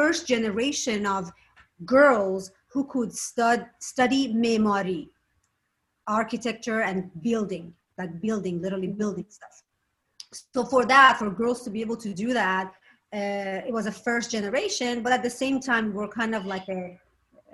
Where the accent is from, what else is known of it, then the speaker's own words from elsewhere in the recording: Shiraz, Fars, Iran; also born or lived in Tehran; I was born in Tehran, and then we moved to Shiraz